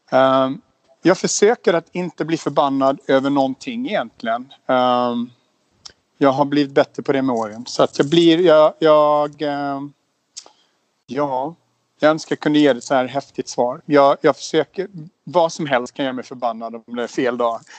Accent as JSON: {"language": "Swedish", "region": "Småland", "country": "Sweden", "tie": "born or raised there", "also_born_or_lived": "Umeå / Spain / Stockholm", "said": "Jag är född i Umeå i, i, i Västerbotten, flyttade till Småland när jag var sex."}